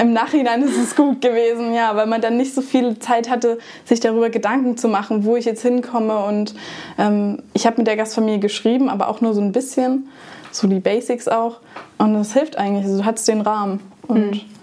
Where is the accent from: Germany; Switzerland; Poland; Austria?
Germany; ich komme aus Deutschland